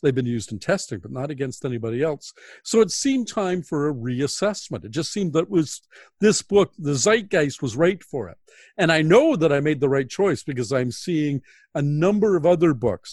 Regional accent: Toronto, Ontario, Canada; growing up in Toronto, as I did in the nineteen sixties

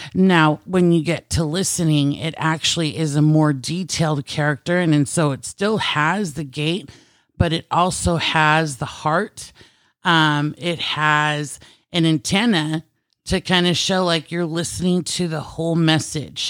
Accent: United States; also born or lived in Philippines (Filipino heritage); being American

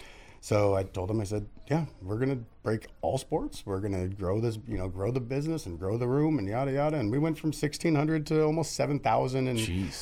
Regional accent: Redwood City, California, United States; moved away as an adult; now in San Jose, United States

